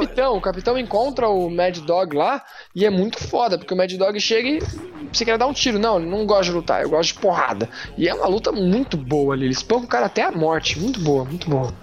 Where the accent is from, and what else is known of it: Brazil